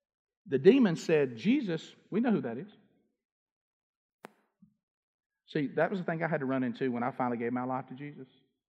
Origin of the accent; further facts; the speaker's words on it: Alabama, United States; because I'm from Alabama.